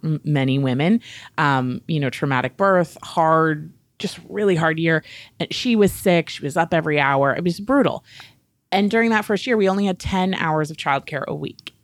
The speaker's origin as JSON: {"language": "English", "region": "New England", "country": "United States", "tie": "born or raised there", "said": "I was raised in New England. I am, like, a small town, puritanical work ethic kind of girl."}